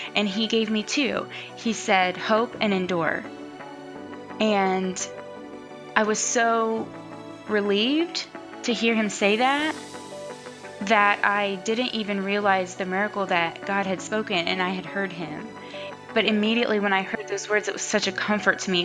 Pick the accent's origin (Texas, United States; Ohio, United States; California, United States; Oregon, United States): Ohio, United States; I grew up here in Ohio